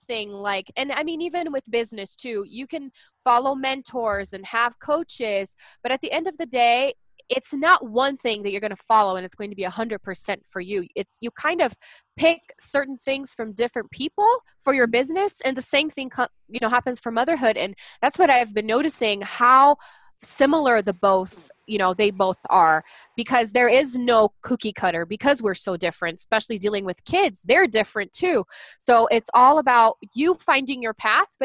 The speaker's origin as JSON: {"language": "English", "country": "Brazil", "tie": "born or raised there", "second_language": "English", "moved": "as an adult", "lives_now": "United States", "said": "I'm actually from Brazil. I was born there and raised there, and I married an American and moved to the United States in 2010"}